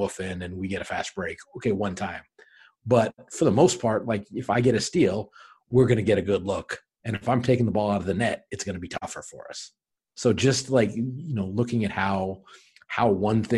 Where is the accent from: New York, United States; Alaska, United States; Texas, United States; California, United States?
Alaska, United States; Anchorage; moved away; I'm originally from Anchorage, Alaska